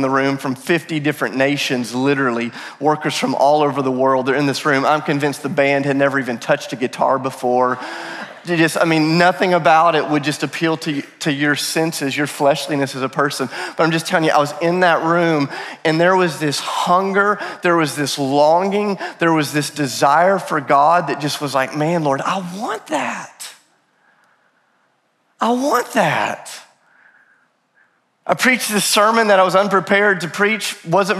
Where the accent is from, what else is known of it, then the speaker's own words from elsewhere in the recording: the South, United States; I'm from the South